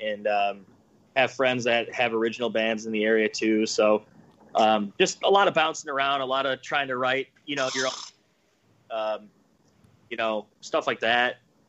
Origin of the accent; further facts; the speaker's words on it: around Chicago, Illinois, United States; I grew up around Chicago, 30 minutes out of the city.